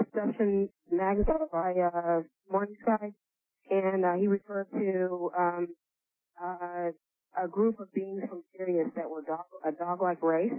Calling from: San Francisco, California, United States; I'm calling from San Francisco.

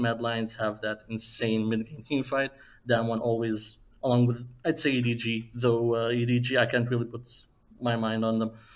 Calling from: Aveiro, Portugal; I'm calling from uh, Aveiro, Portugal

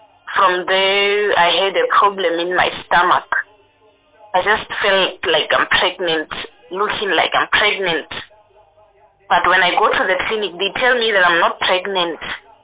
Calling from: Mokopane, Limpopo, South Africa; I'm right now I'm in Mokopane.

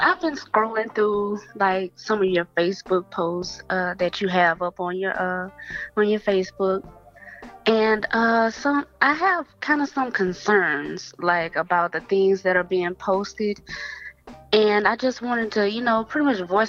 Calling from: Dallas, Texas, United States; I'm calling from Dallas.

